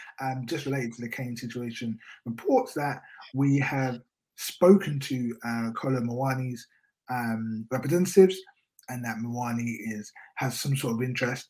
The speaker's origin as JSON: {"language": "English", "country": "United Kingdom", "lives_now": "London, United Kingdom", "said": "we are from Britain, even though it's actually raining right now in London, well, the part of London that I'm"}